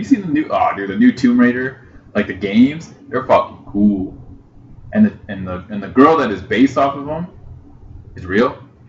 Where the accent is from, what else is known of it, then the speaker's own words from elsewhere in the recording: Utah, United States; We're from Utah.